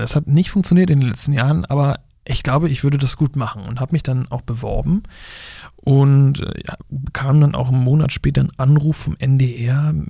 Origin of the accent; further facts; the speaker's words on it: Flensburg, Schleswig-Holstein, Germany; accent: slight northern German; now in Buxtehude, Germany; vielleicht mit so einem ganz leichten Norddeutsch-Slang, weil ich ja aus Flensburg komme, ja. an der dänischen Grenze.